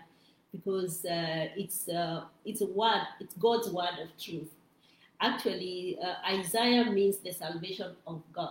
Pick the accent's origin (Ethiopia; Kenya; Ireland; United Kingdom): Kenya; now in Rome, Italy; I'm from Kenya